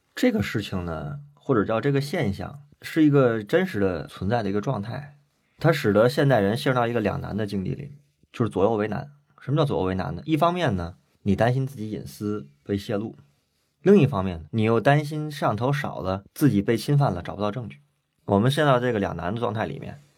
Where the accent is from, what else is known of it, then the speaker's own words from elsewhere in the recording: China; 我们中国人有古话